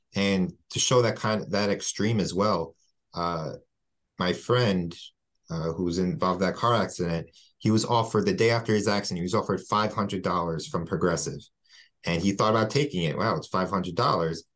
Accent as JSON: {"language": "English", "town": "West Hempstead", "region": "New York", "country": "United States", "said": "I'm from West Hempstead"}